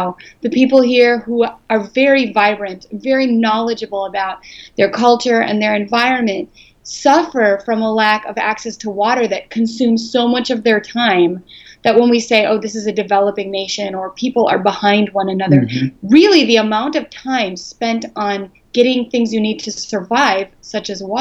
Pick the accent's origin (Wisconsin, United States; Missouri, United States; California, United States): Wisconsin, United States; Green Bay; I grew up in Green Bay